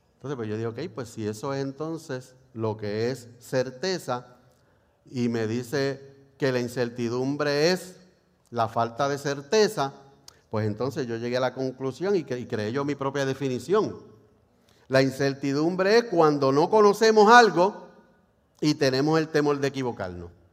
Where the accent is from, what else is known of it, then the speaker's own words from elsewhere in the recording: Puerto Rico; cómo somos los boricuas